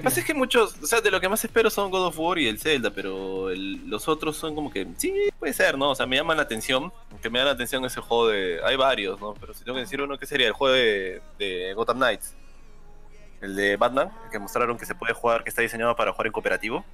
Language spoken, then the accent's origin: Spanish; Peru; obvio que soy peruano